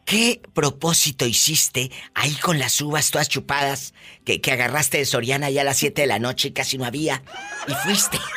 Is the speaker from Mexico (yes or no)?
yes; Durango, Mexico; moved away as an adult; Aún sigo acá en mi tierra, Diva. Está hablando desde Durango, México, ….